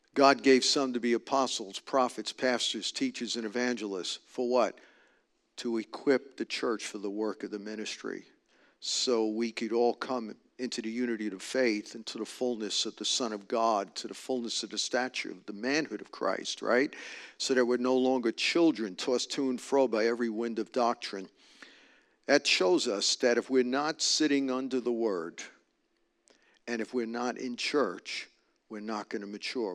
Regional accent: New York, United States; moved away; I'm from New York. I just speak direct

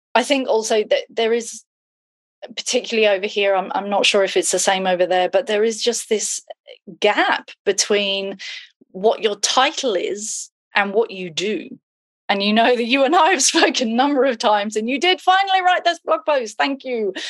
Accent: United Kingdom; now in Twickenham, United Kingdom; I'm British.

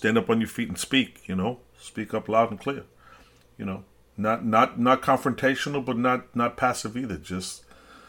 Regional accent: New York City, New York, United States; I'm a New Yorker, and that's, you know, my New York runs in my veins, my city.

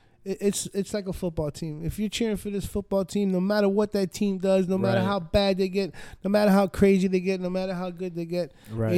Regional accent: New York, United States; also born or lived in North Miami Beach, United States; I grew up in New York and I grew up in North Miami Beach.

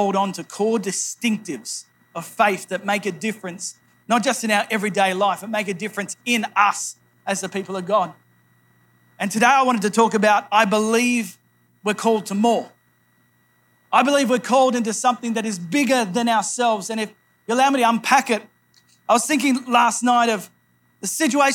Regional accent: New South Wales, Australia; moved away as an adult; also born or lived in Phnom Penh, Cambodia; I grew up in New South Wales, about 5 hours north of Sydney.

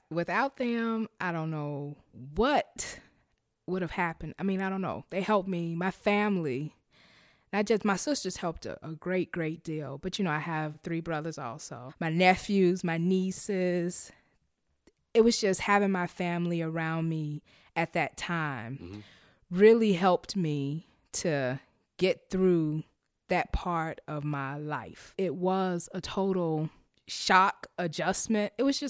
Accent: Chicago, Illinois, United States; I am from the west side of Chicago, born and raised, and I currently reside in the western suburb.

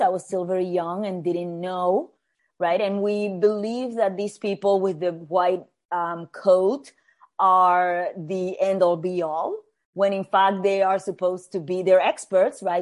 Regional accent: Puerto Rico; moved away as an adult; also born or lived in New York City; I was born and raised in Puerto Rico, in the Caribbean.

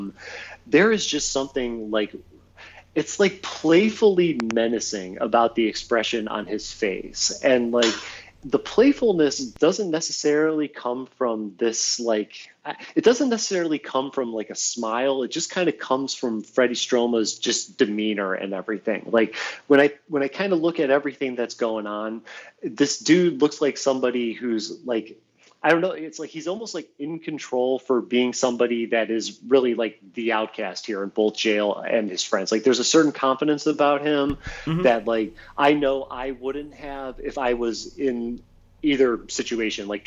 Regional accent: Ohio, United States; now in Los Angeles, United States; I'm from Ohio

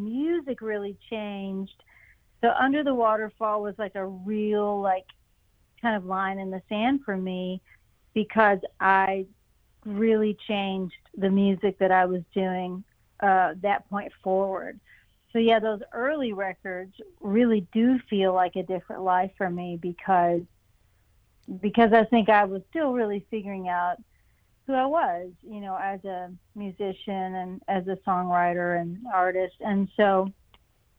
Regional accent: East Tennessee, United States; also born or lived in Ohio / North Carolina; I grew up in East Tennessee

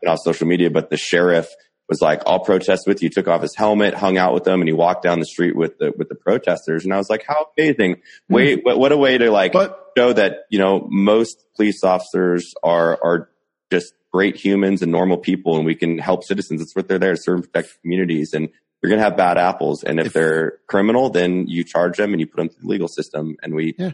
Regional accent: United States; I'm an American

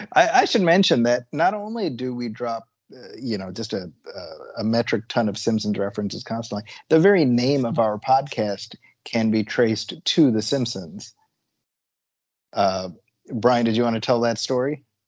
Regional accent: Midwest, United States; we're both from the Midwest.

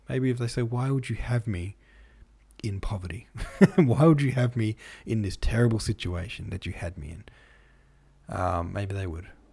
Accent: Victoria, Australia; Australia, or Victoria, my home state

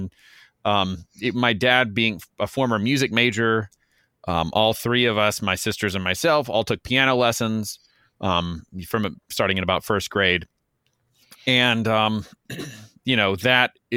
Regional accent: Lafayette, Louisiana, United States; I was born and raised in Lafayette, Louisiana, which is kind of Cajun country, south central Louisiana

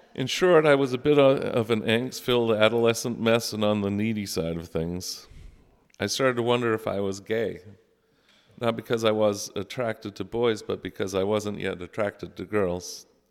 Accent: South Paris, Maine, United States; also born or lived in Falmouth, Maine; I grew up in the Lutheran Church, first in Falmouth, Maine, where my parents met Joe and Natalie Hackinson, and later in South Paris

